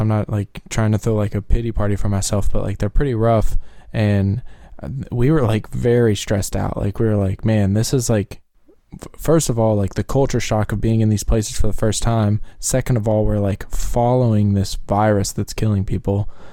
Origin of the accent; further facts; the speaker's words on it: right outside of Louisville, Kentucky, United States; we grew up right outside of Louisville